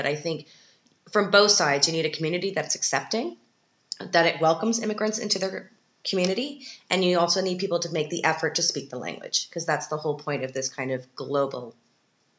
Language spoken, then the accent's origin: English; Canada; now in Austria; as a Canadian